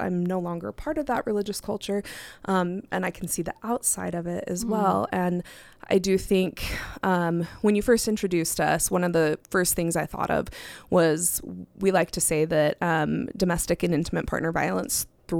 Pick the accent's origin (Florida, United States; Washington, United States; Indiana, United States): Washington, United States; now in Utah, United States; I've been in Utah now for, gosh, I don't even know, want to think about how many years I grew up in Washington State.